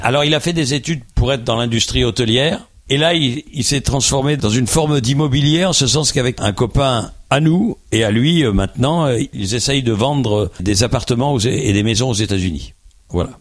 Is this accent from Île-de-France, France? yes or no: yes; Boulogne-Billancourt, Île-de-France, France; also born or lived in Paris; je suis né à Boulogne-Billancourt, juste à côté du Parc des Princes